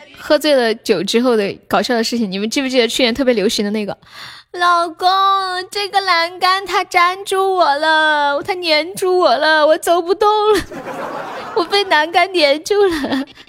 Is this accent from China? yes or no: yes; Sichuan, China; 我是四川的